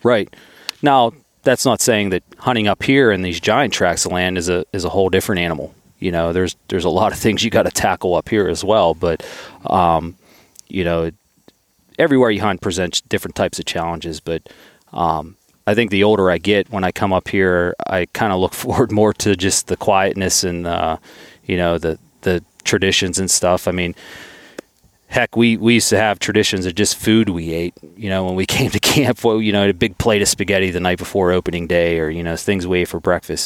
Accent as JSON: {"language": "English", "region": "Southwestern Pennsylvania", "country": "United States", "said": "I'm from Southwestern P A and it's a pretty crowded area."}